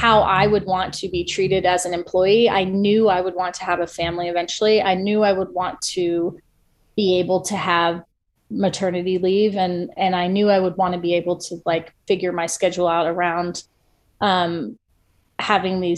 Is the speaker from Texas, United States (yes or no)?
no; Ohio, United States; moved away as an adult; also born or lived in Iowa; now in Atlanta, United States; I grew up in Ohio.